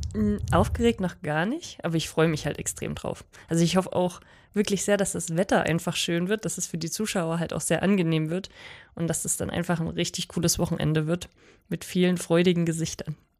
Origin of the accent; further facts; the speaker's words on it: Oberwiesenthal, Saxony, Germany; now in Oberhof, Germany; Zu Hause hier in Oberwiesenthal